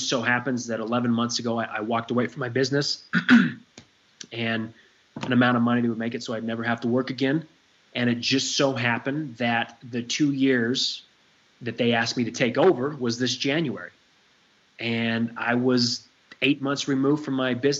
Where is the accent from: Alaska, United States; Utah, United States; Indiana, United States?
Utah, United States; Salt Lake City; I grew up in the Mecca of Mormonism here in Salt Lake City